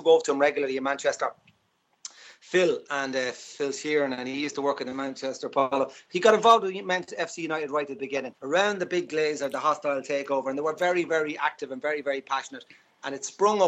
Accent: Navan, County Meath, Ireland; I grew up in Navan

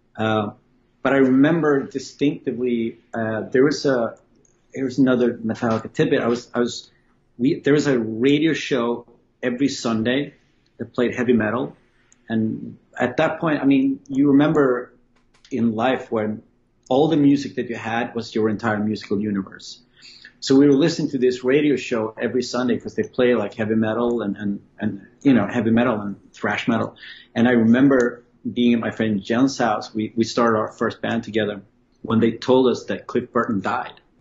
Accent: Sweden; growing up in Sweden

